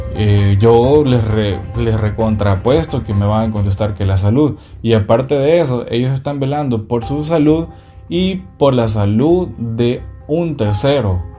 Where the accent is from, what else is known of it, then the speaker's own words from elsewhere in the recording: El Salvador; mi país, que es El Salvador